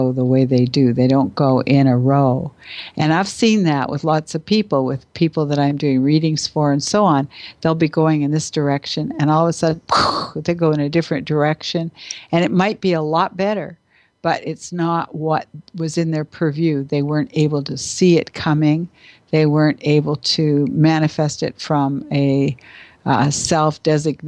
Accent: Canada; I'm not American, I'm Canadian

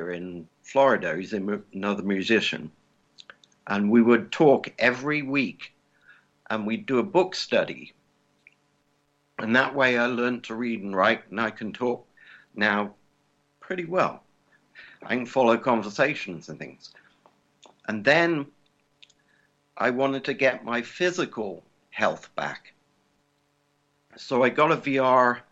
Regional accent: England, United Kingdom; also born or lived in California; now in Indiana, United States; I'm English. So I lived in California for a while.

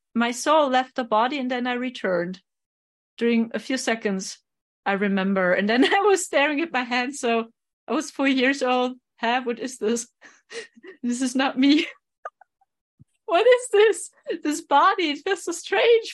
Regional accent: Germany; I'm from Germany

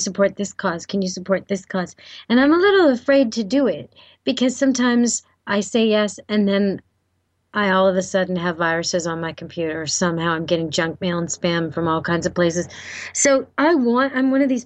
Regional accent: Canada

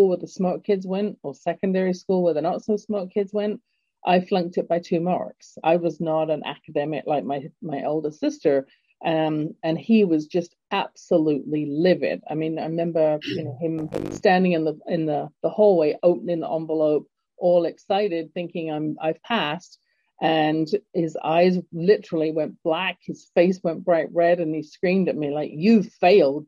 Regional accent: England, United Kingdom; moved away; growing up in England

